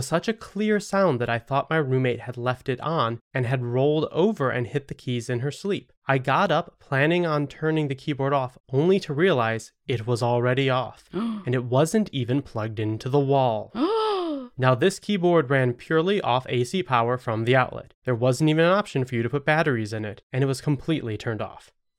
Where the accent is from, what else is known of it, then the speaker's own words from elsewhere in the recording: New England, United States; Despite growing up in New England, some of the best creepy stories happened to me during college.